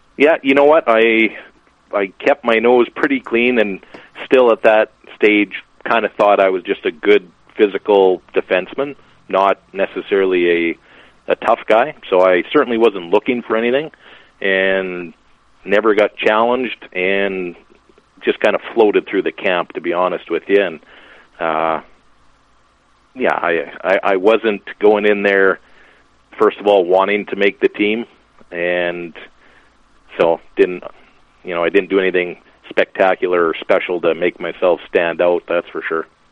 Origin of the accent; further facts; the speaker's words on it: Lashburn, Saskatchewan, Canada; now in Lloydminster, Canada; I'm from Lashburn. Lashburn has a rink